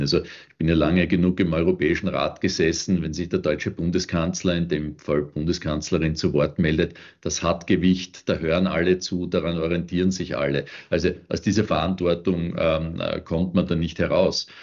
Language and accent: German; Austria; ich als Österreicher